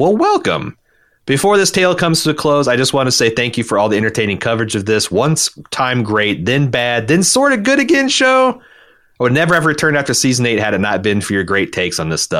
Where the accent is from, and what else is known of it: Brooklyn, New York, United States; born or raised there